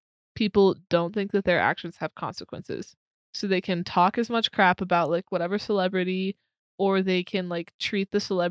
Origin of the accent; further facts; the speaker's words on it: Texas, United States; moved away; I'm from Texas